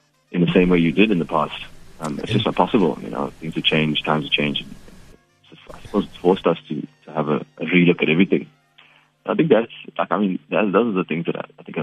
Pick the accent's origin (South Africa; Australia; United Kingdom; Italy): South Africa; I'm an Indian man, but I am a South African as well